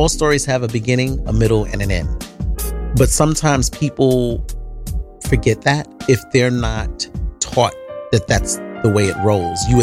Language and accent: English; New York City, New York, United States; Born and raised on the Lower East Side of Manhattan